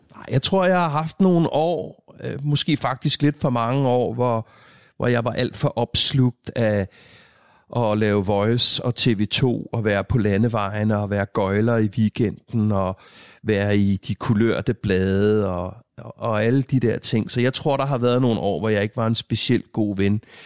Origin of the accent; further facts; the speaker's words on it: Hørsholm, Capital Region of Denmark, Denmark; på Mågevej her i Hørsholm, hvor, hvor, jeg, hvor vi boede der, i den periode